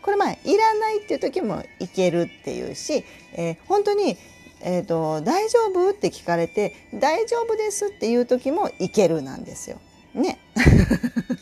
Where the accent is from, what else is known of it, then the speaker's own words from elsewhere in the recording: Tokushima, Japan; accent: Tokushima dialect (Awa dialect); moved away; also born or lived in Hyogo; 私が徳島出身な ので、えー、徳島弁まみれで育ったんですよ。